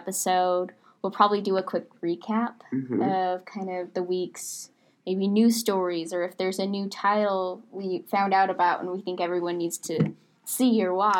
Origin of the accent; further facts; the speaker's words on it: Portland, Oregon, United States; now in Orange, United States; I'm from Portland, Oregon